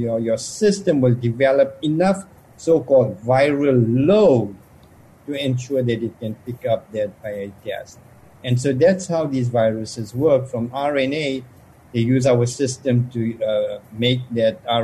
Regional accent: South Africa; moved away; I grew up in South Africa

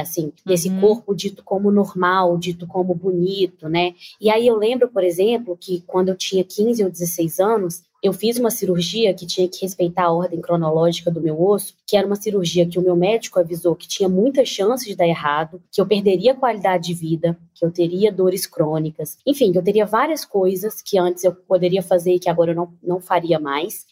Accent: Nova Lima, Minas Gerais, Brazil; Eu sou mineira, venho de Nova Lima

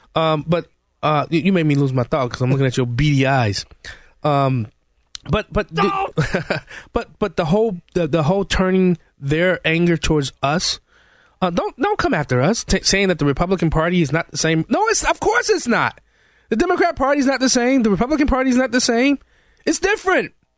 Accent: Chicago, Illinois, United States; I'm a Chicagoan. Come up through Chicago

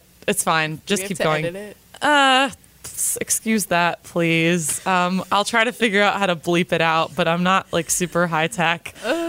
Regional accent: the North, Northern United States, United States; I'm a northerner

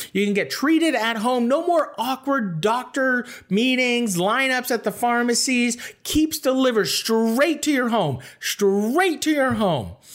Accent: Toronto, Ontario, Canada; now in Los Angeles, United States; I'm from Toronto

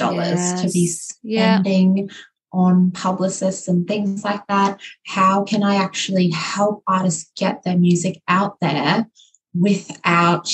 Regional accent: Queensland, Australia; my home state of Queensland

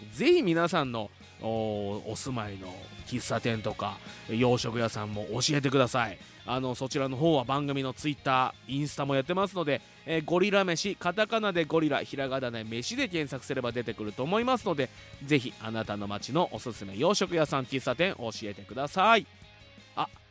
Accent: Fuji, Shizuoka, Japan; 生まれも育ちも静岡県富士市

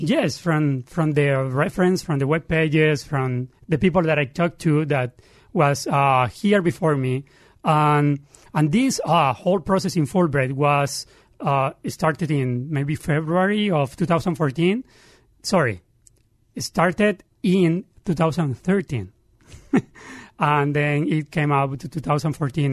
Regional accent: Santa Marta, Magdalena, Colombia; English is a second language; moved away as an adult; also born or lived in Barranquilla, Colombia; now in Pittsburgh, United States; I grew up 500 meters, that is yards, uh, from the beach

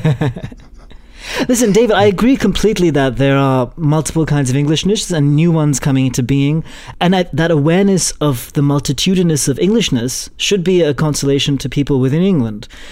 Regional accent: India; as an Indian

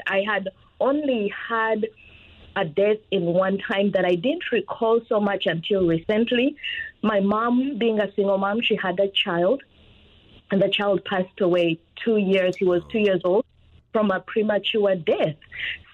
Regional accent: Uganda; moved away as an adult; now in United States; I am born and raised in Uganda. I've been in the U.S. for about 21 years

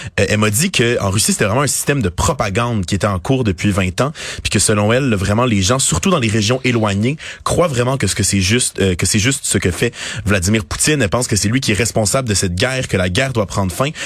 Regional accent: Kyiv, Ukraine; moved away; Je viens de Kiev

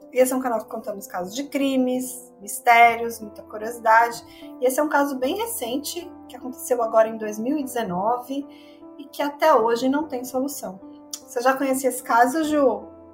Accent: São Paulo, Brazil; que eu sou de São Paulo

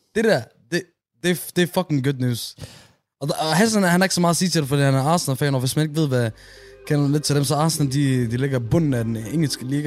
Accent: Aarhus, Central Denmark Region, Denmark; i min opvækst i Gellerup

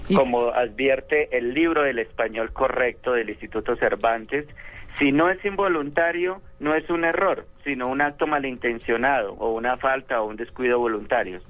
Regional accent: Tolima, Colombia; yo soy tolimense

